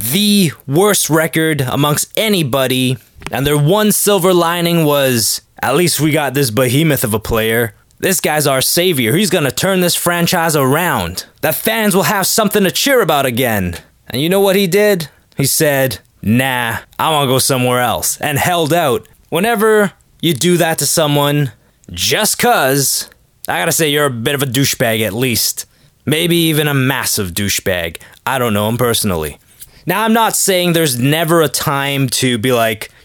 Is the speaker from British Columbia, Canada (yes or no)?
no; Toronto, Ontario, Canada; my hometown Leafs